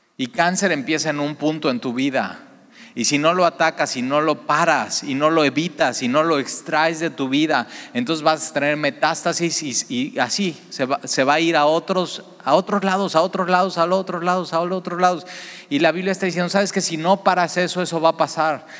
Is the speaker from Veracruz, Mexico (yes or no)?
yes; Veracruz, Mexico